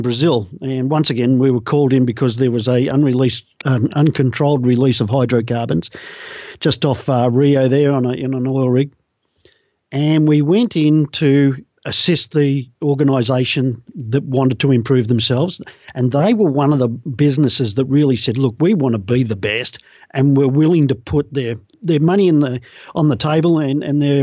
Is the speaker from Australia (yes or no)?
yes; Australia; I'm an Australian